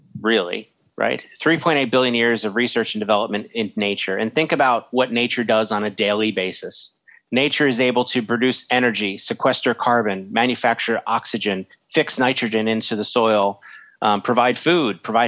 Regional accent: United States; I'm American.

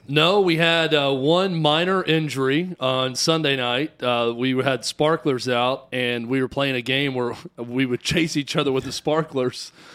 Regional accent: the South, United States; I am from the South

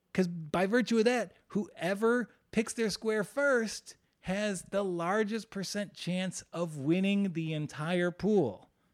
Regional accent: West Virginia, United States; West Virginia, my home state

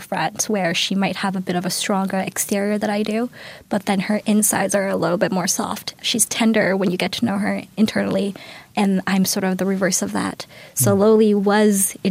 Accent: Toronto, Ontario, Canada; I grew up in Galloway

